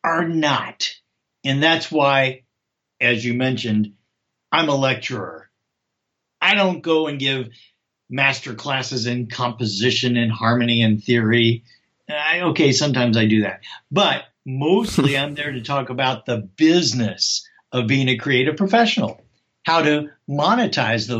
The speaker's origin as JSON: {"language": "English", "town": "Louisville", "region": "Kentucky", "country": "United States", "tie": "born or raised there", "said": "I was born and raised in Kentucky in Louisville"}